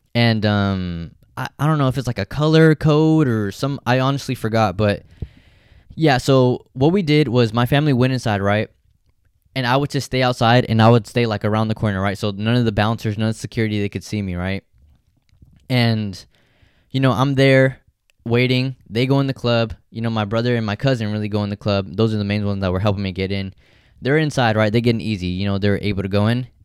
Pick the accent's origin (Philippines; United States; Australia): United States; Stockton, California; I grew up in Stockton